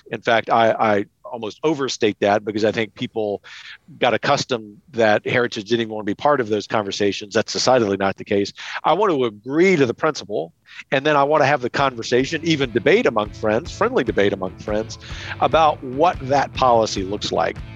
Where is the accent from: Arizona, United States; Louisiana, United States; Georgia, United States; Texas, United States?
Louisiana, United States; Lafayette; my hometown of Lafayette, Louisiana